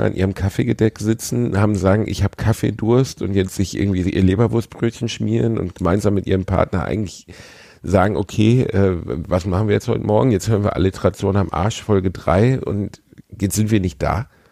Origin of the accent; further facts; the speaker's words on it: Gelsenkirchen, North Rhine-Westphalia, Germany; also born or lived in Osnabrück; ich komme aus Gelsenkirchen, da wird fick dich ins Knie zur Begrüßung gesagt